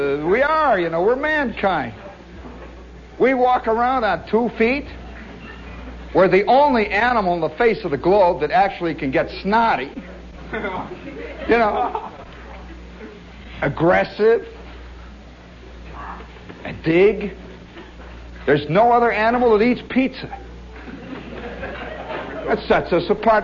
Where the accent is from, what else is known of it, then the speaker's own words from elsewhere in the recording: Chicago, Illinois, United States; moved away; I come from Chicago